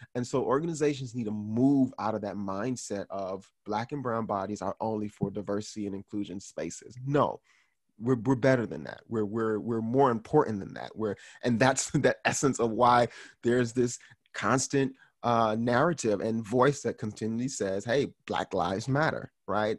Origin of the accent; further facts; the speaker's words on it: Miami, Florida, United States; Haitian American guy who was born and raised in Miami, Florida.